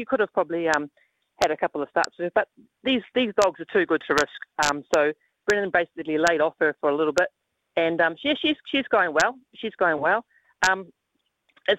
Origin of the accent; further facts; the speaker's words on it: New Zealand; moved away as an adult; I'm a Kiwi boy